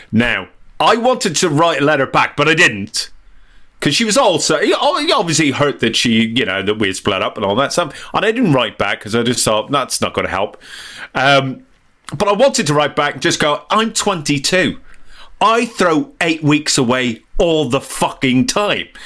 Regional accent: Northern Ireland, United Kingdom; accent: diluted Northern Irish; now in England; I'm Northern Irish, but as, you, as uh, any listener can tell, my accent's very diluted over the years living uh, uh in England. But um, but it really comes back when I'm angry.

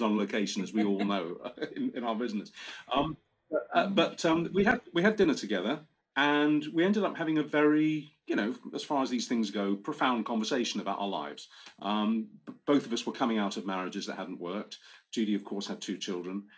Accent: Romford, London, United Kingdom; moved away; Romford in Essex, where I'm born, my hometown

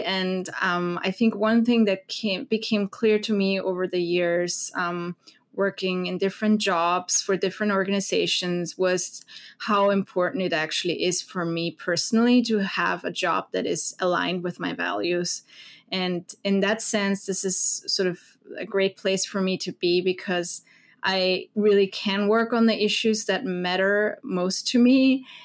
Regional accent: Vienna, Austria; English is a second language; moved away as an adult; now in Washington DC, United States; I'm from Austria, Vienna originally

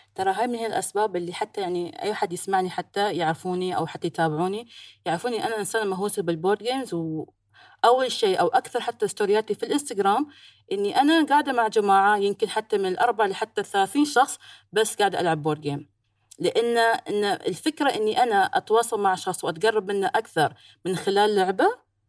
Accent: United Arab Emirates; بين الامارات والهند صار الكرك متداول عندنا

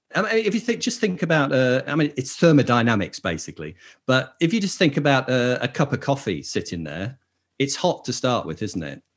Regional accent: Lake District, North West England, United Kingdom; I grew up in the Lake District

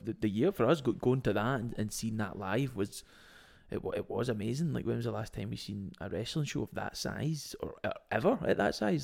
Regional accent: Scotland, United Kingdom; we are Scottish

